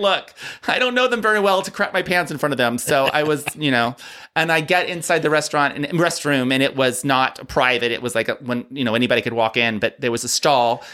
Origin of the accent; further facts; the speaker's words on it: Ohio, United States; now in Palm Springs, United States; I grew up in Ohio